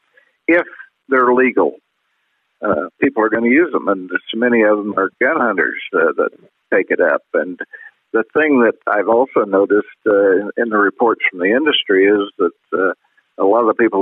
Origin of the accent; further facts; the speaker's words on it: Illinois, United States; moved away as an adult; also born or lived in Indiana / Montana; I grew up in Illinois and Indiana